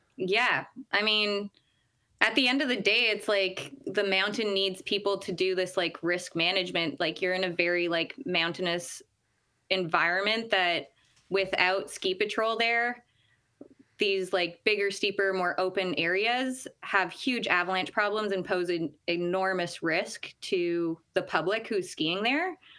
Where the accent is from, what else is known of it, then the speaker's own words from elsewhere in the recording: Ottawa, Ontario, Canada; moved away as an adult; now in Squamish, Canada; I come from Ottawa, Ontario, and grew up ski racing out there